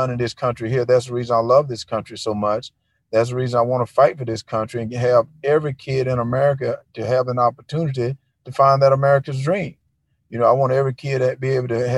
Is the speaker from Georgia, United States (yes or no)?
yes; Wrightsville, Georgia, United States; growing up in Wrightsville, you know, it's a little town, not too much goes on there